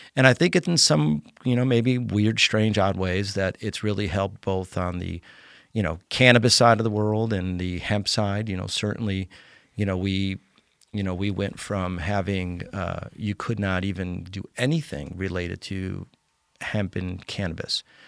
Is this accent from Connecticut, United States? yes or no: yes; Connecticut, United States; moved away; also born or lived in Colorado; Uh, I was born and raised in Connecticut, um, but I moved out of Connecticut in, um, nineteen ninety-five to go to Colorado.